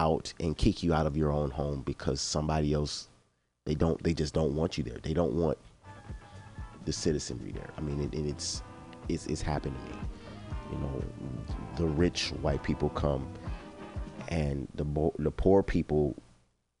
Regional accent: Chicago, Illinois, United States; moved away; I'm from Chicago

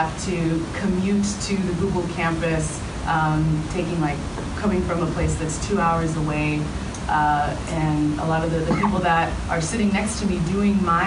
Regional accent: Los Angeles, California, United States; I grew up in Los Angeles, attended Stanford University for college

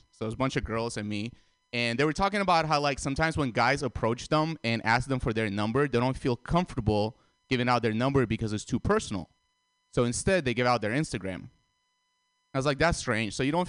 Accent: Russia; moved away; also born or lived in Armenia; I was born in Armenia, and I grew up in Russia for 10 years. So I still have a lot of family in Russia

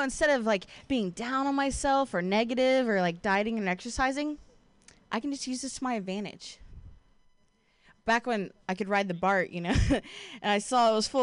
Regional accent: Ohio, United States; now in Bay Area, United States; I'm from Ohio

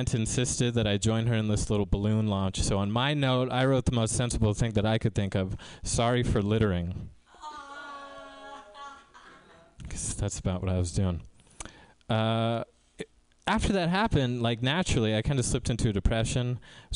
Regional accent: Tracy, California, United States; now in Mountain View, United States; I grew up in Tracy in a predominantly Spanish-speaking neighborhood

